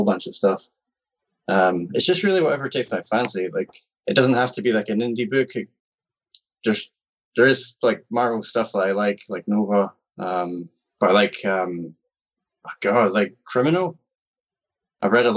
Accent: Scotland, United Kingdom; I'm from Scotland? I'm in Scotland.

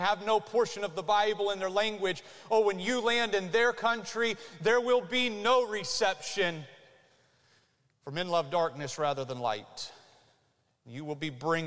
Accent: United States; you and I as Americans

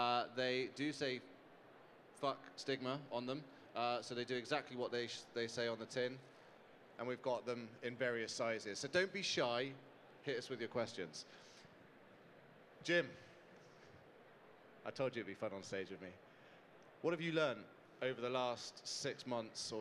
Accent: United Kingdom; I'm not from around here, I'm from the UK

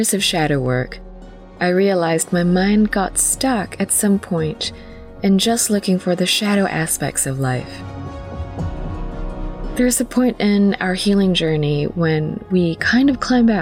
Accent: New Zealand; also born or lived in Philippines; As a Filipino Kiwi

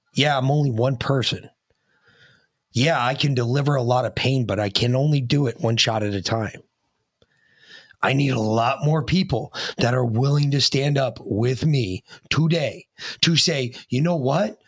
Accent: United States; as an American

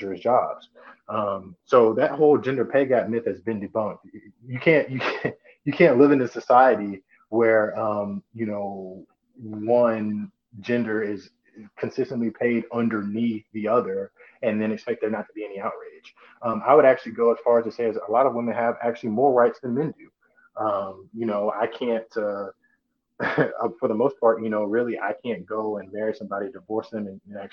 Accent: Italy; moved away; I'm American, but I was born in Italy. So I was raised over there.

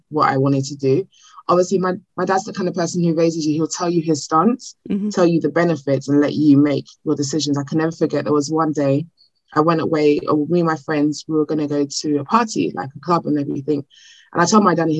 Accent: Nigeria; accent: Nigerian; I'm Nigerian

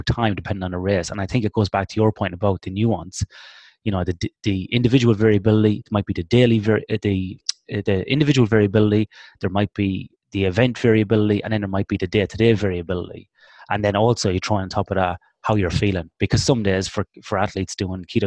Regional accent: Ireland; now in Western Australia, Australia; Me being Irish

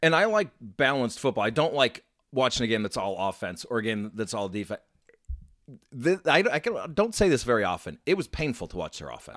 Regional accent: Chicago, Illinois, United States; now in Minnesota, United States; I grew up in Chicago area

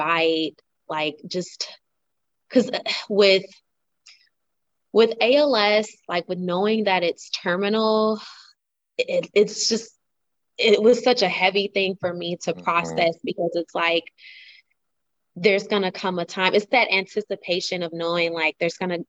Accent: Cordele, Georgia, United States; also born or lived in Savannah, Georgia; where I'm from Cordell, Georgia, small town

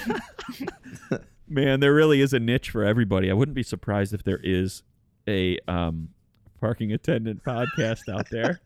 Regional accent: Detroit, Michigan, United States; we're all from Detroit, Michigan

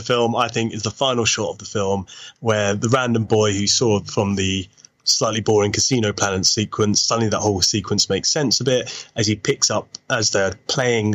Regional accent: United Kingdom; I'm British

